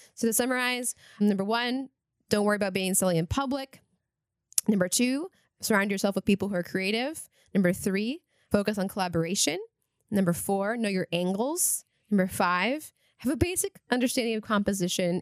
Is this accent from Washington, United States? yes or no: yes; Eastern Washington, United States; moved away; I grew up in Eastern Washington